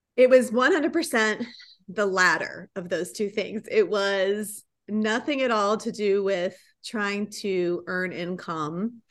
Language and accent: English; Riverside, California, United States; moved away as an adult; now in Dallas, United States; I'm originally from Southern California. I grew up in the sunny town of Riverside